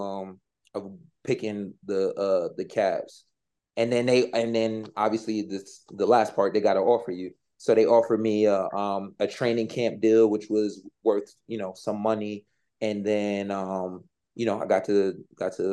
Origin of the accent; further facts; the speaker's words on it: New York, United States; now in Japan; I'm from New York